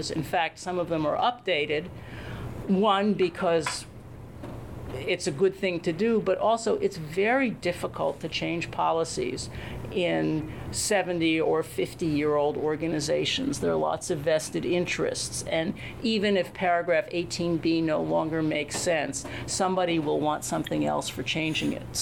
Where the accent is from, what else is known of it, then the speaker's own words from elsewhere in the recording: United States; Well, in Washington, I usually say that my U.S. passport was less of a hindrance in working for AIB than it was in getting promoted at the World Bank